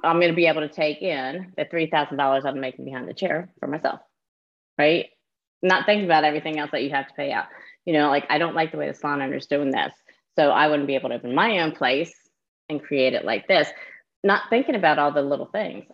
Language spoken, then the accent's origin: English; New Jersey, United States; now in Myrtle Beach, United States; So I'm from New Jersey originally. I live down near Myrtle Beach, South Carolina